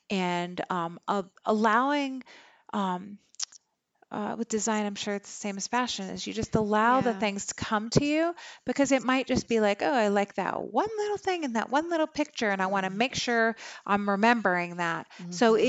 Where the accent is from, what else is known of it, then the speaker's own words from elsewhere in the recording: Germany; I mean, I grew up in Germany. It's old.